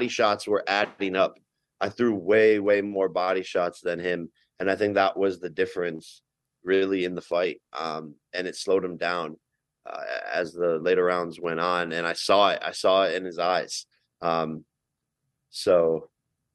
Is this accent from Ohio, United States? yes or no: yes; Cleveland, Ohio, United States; Even in my hometown, I was in Cleveland